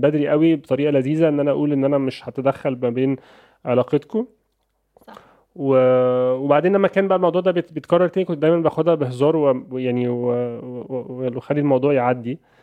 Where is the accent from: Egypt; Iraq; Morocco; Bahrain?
Egypt; عندنا في مصر